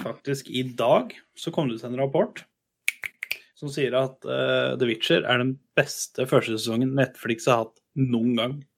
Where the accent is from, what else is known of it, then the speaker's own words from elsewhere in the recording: Kongsberg, Buskerud, Norway; i min hjemby Kongsberg